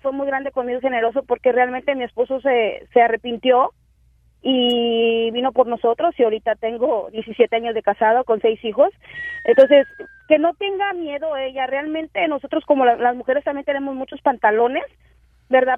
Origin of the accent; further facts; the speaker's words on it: Veracruz, Mexico; now in Texas, United States; yo soy de Veracruz, estaba en Veracruz, mi mamá estaba acá en Texas y pues decidí venirme con mi madre